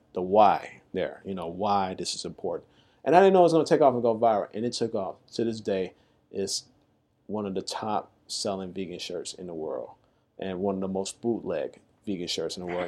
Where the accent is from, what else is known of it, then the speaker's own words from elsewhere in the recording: Chicago, Illinois, United States; moved away as an adult; also born or lived in New York; I come from Chicago, just, just as big as the city as New York, and I, I, I love my city